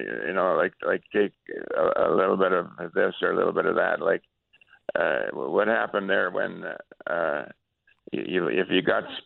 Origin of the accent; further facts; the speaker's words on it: Sudbury, Ontario, Canada; I'm from Sudbury